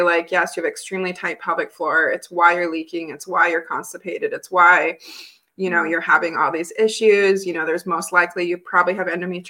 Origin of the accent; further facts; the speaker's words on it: Billings, Montana, United States; growing up in Billings, Montana